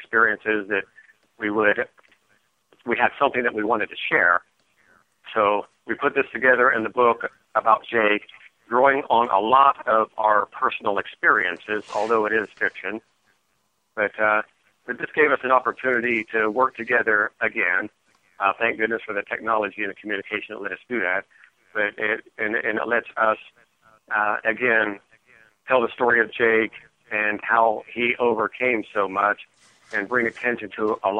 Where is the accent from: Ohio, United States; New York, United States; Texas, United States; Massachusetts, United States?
Ohio, United States; Mike and I grew up in Ohio with our sisters